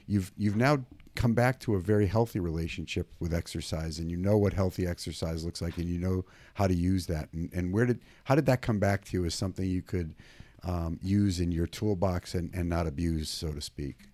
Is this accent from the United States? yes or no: yes; Maine, United States; now in California, United States; I grew up in Maine, and I'm in California.